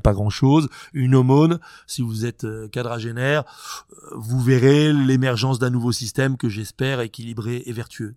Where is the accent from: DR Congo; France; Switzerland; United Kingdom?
France; chez nous, en Occident, en France